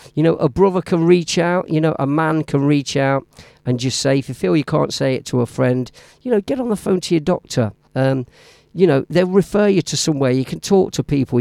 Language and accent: English; Leicester, East Midlands, United Kingdom; my hometown, Leicester Town